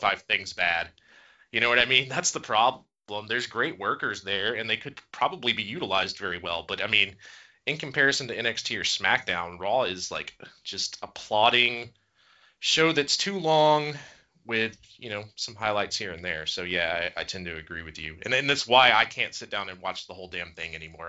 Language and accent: English; Gainesville, Georgia, United States; I am from Gainesville, Georgia